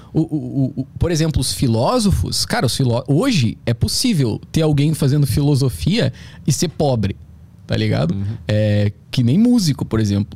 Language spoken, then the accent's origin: Portuguese; South Region, Brazil; moved away; also born or lived in São Paulo; eu também sou do Sul